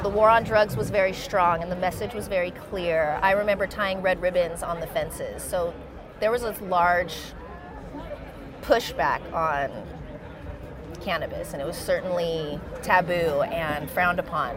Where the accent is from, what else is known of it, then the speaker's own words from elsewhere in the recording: Manteca, California, United States; also born or lived in Hayward, California / East Oakland, California; Through high school, I grew up in Manteca, California